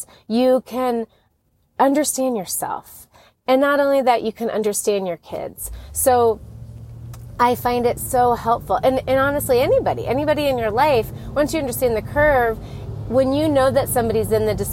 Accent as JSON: {"language": "English", "region": "Colorado", "country": "United States", "moved": "yes", "said": "We are from Colorado, but we're in a new city to be closer to family."}